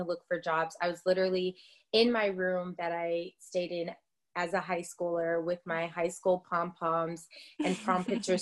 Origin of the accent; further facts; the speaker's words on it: Tacoma, Washington, United States; also born or lived in Atlanta; now in California, United States; I am originally from Tacoma, Washington, and that's Washington State